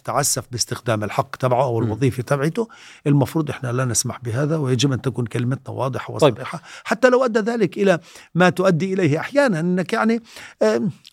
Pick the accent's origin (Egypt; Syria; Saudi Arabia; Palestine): Palestine; Sebastia, West Bank; انا درست في سباستيا انا من مواليد 61